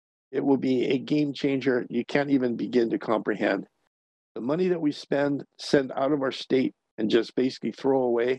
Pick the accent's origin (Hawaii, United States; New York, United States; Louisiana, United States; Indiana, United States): Hawaii, United States; It's always been this way in my home state.